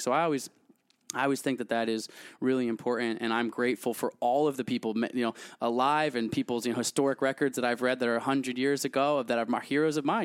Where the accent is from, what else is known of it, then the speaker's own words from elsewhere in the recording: United States; I'm American